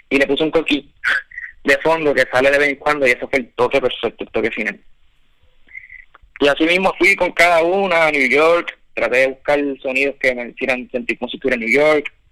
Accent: Valladolid, Castile and León, Spain; now in Miami, United States; yo soy, dice que soy de Miami, pero yo, me estoy en Miami, pero yo soy de Valladolid natural.

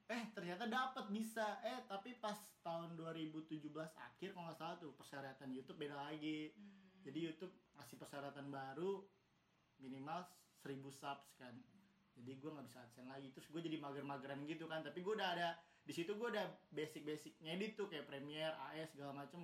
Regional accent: Jakarta, Indonesia; also born or lived in Lampung; Gua asalnya dari Jakarta, cuma lahirnya di Lampung

